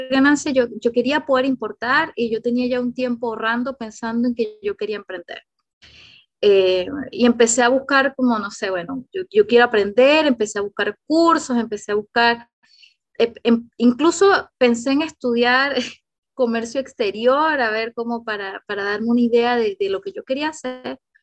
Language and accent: Spanish; Venezuela; moved away as an adult; now in Chile; yo soy venezolana también, y todo este tema yo tuve que emigrar a Chile, hace ocho años que estoy en Chile